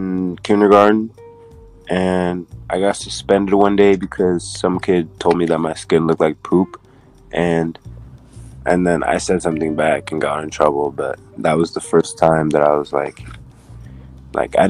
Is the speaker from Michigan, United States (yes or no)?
no; Wenatchee, Washington, United States; I was adopted with my twin sisters to the States when I was about 5, so I've lived here about 12-ish years.